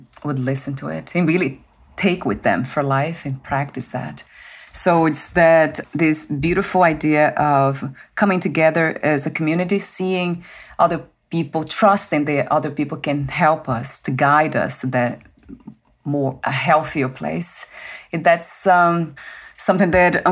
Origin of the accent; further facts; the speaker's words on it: Brazil; moved away; I'm from Brazil, so the food's different.